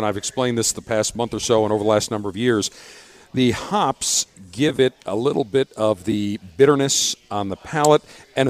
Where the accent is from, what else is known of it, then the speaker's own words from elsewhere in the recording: Buffalo, New York, United States; moved away; I grew up in Buffalo, New York